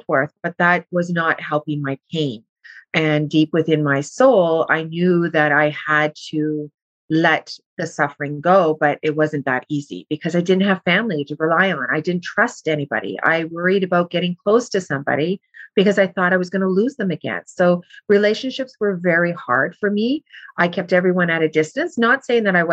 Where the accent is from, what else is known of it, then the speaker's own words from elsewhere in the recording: Thunder Bay, Ontario, Canada; I'm from Thunder Bay.